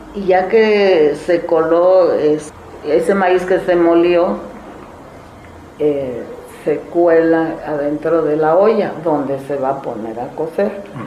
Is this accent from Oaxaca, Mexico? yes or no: yes; Zimatlán de Álvarez, Oaxaca, Mexico; soy originaria de Cimatlán de Álvarez